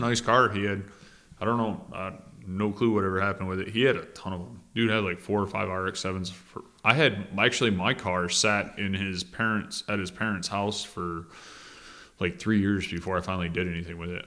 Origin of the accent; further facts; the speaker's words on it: Michigan, United States; moved away; people from my home state up in the U P